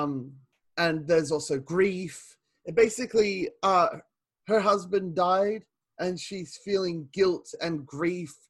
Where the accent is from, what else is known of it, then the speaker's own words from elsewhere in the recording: Australia; I'm Australian